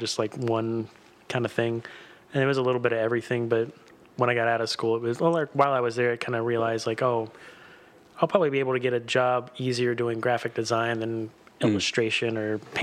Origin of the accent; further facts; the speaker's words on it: Gallatin, Tennessee, United States; also born or lived in Nashville, Tennessee / Hendersonville, Tennessee; I was born in Nashville and grew up in Gallatin and Hendersonville.